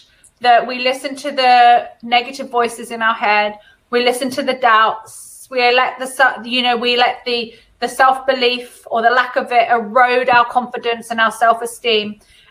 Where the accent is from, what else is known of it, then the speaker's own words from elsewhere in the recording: California, United States; born there; What a lot of people don't know about me is that I was born in California and both my godparents are Jamaican.